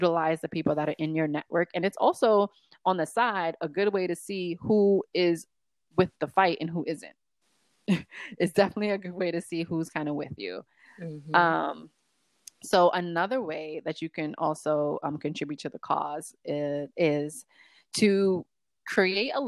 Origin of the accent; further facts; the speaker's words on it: New York, United States; New York, my hometown